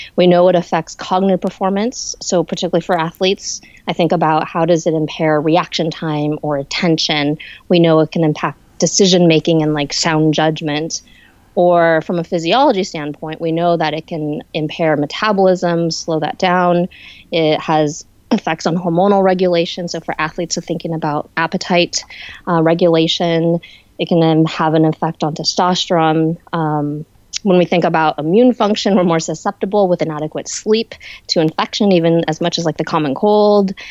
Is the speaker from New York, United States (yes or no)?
no; San Francisco Bay Area, California, United States; I'm originally from the San Francisco Bay Area